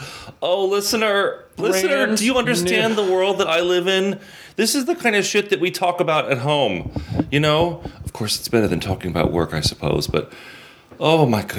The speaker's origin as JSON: {"language": "English", "region": "Florida", "country": "United States", "tie": "born or raised there", "said": "I grew up in Florida"}